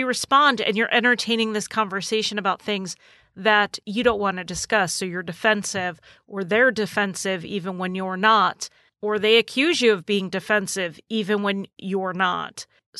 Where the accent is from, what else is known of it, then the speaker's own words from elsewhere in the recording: New England, United States; accent: slightly New England; my accent is slightly New England